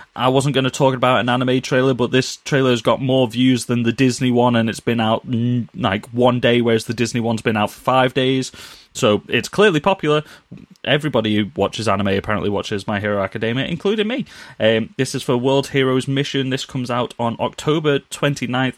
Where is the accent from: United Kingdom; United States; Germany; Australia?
United Kingdom; we're British